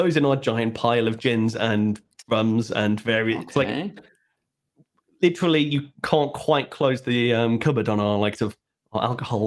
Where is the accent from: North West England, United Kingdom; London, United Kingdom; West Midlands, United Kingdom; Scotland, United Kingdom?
North West England, United Kingdom; Liverpool; I grew up in the on the mean streets of Liverpool, over in the Wirral